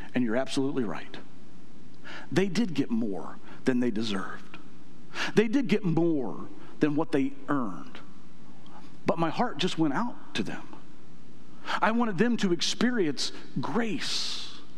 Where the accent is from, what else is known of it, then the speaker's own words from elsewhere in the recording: United States; I'm an American